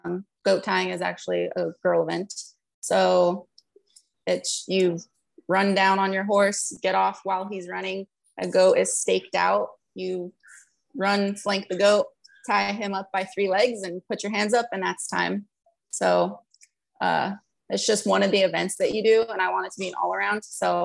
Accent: Los Lunas, New Mexico, United States; Actually, I'm from Albuquerque, New Mexico.

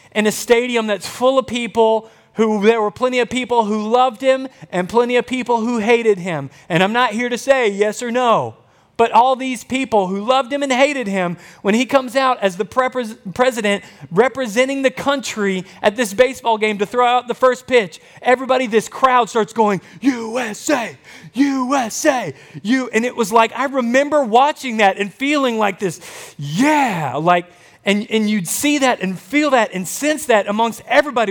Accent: Camden, Arkansas, United States; growing up in Camden, Arkansas

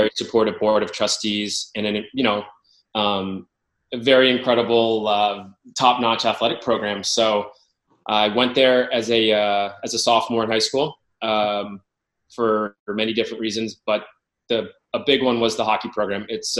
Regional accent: Darien, Connecticut, United States; I'm originally from Darien, Connecticut

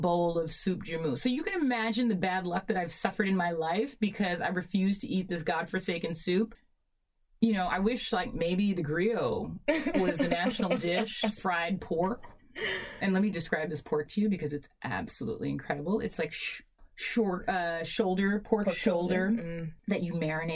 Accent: New York City, New York, United States; also born or lived in Washington Heights; I grew up in Brooklyn in a house that our grandfather, our mom's father, bought

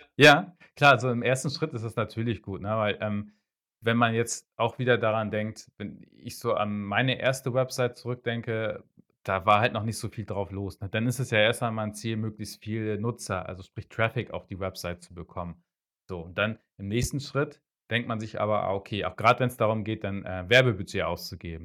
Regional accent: Hamburg, Germany; ich komme aus Hamburg, also aus Norddeutschland, äh, bin auch in Norddeutschland geboren, bin aus Norddeutschland nicht wirklich weggekommen, nicht weggezogen

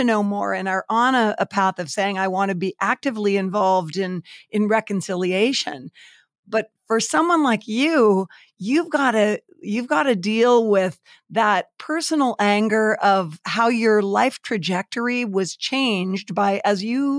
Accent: Canada; as a Canadian

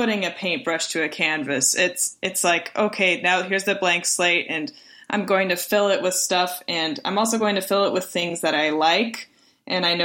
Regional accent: Springfield, Missouri, United States; also born or lived in Texas; I was born in Texas, but I was raised in Springfield, Missouri.

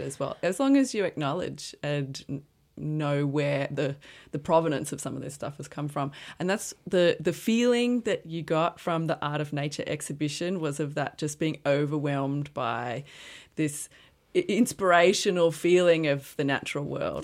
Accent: Brisbane, Queensland, Australia; moved away as an adult; also born or lived in Armidale, New South Wales; I'm from Brisbane too, and after school, I went to Q T to study visual art

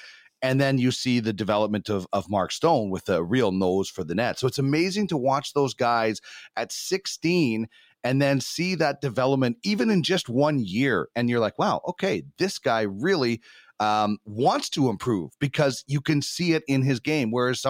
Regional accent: Brandon, Manitoba, Canada; growing up in the Weed City

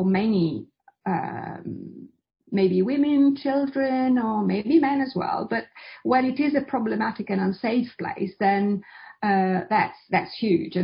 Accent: Italy; I was born in Italy

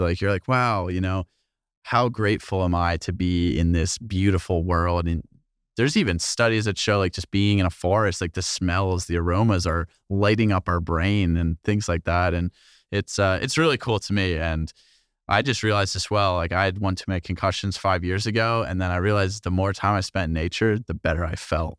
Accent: New Jersey, United States; moved away as an adult; also born or lived in Rochester; I grew up in New Jersey

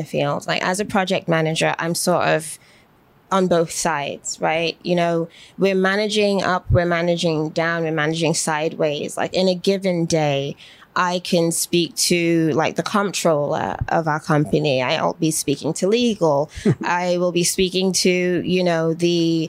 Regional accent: Manchester, North West England, United Kingdom; also born or lived in Birmingham, England / London, England; now in United States; raised in Manchester, born in Birmingham specifically, but most of my childhood in my memory was rooted in Manchester and other parts along the way.

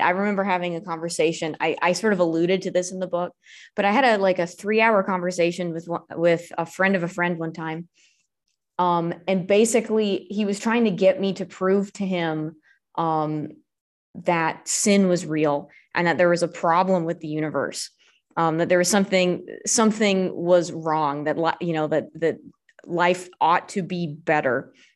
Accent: Southern California, United States; now in Alabama, United States; I'm originally from Southern California, I moved to Alabama

